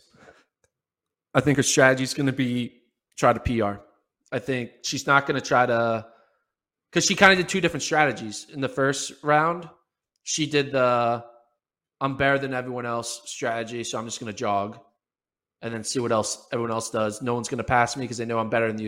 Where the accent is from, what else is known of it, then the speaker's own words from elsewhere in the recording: United States; we are American-based